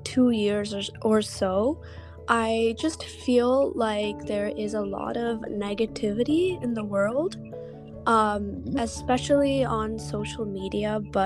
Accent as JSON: {"language": "English", "country": "India", "lives_now": "United States", "said": "Because, for me, I am an Indian who's in the United States."}